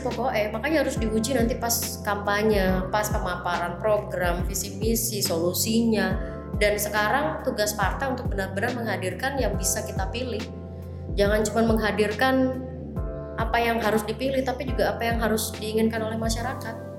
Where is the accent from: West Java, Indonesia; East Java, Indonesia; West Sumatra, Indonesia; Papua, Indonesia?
East Java, Indonesia; Surabaya; sebagai warga Surabaya